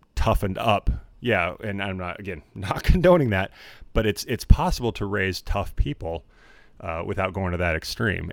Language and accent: English; Idaho, United States; moved away as an adult; now in Los Angeles, United States; growing up in Idaho